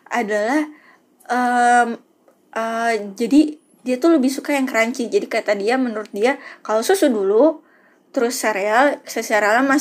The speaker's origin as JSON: {"language": "Indonesian", "town": "Padang", "region": "West Sumatra", "country": "Indonesia", "said": "yang nextnya ini agak menghancurkan pride gue sebagai orang Padang ya"}